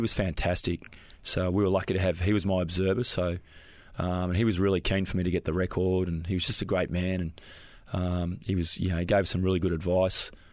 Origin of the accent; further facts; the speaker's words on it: Springvale, Victoria, Australia; we grew up in uh, Springvale